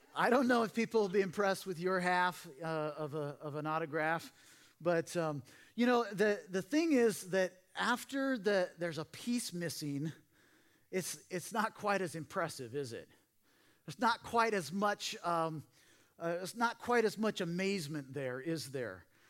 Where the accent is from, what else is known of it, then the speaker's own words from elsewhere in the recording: Portland, Oregon, United States; now in Simi Valley, United States; I grew up in Portland, Oregon